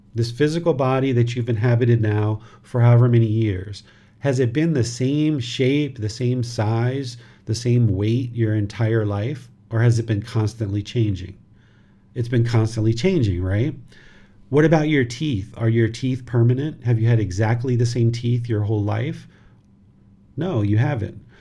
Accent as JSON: {"language": "English", "country": "United States", "tie": "born or raised there", "moved": "yes", "lives_now": "Thailand", "said": "this physical body was born in America"}